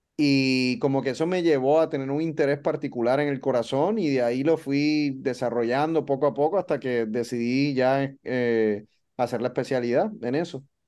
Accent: Puerto Rico; moved away as an adult; also born or lived in Dallas, United States / Baltimore, United States; now in Miami, United States; soy boricua, soy de Puerto Rico, crecí en Puerto Rico

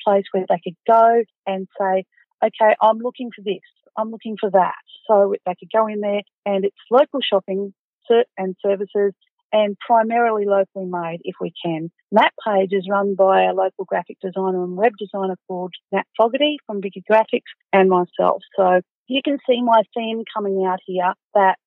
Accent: Goondiwindi, Queensland, Australia; now in Toowoomba, Australia; I'm from Gundawindi.

